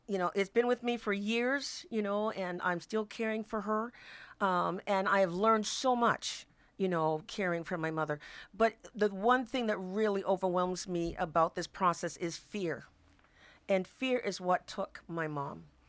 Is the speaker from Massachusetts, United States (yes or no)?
yes; Boston, Massachusetts, United States; moved away as an adult; now in Washington, United States; I'm originally from Boston, Massachusetts, and it brought me here to Washington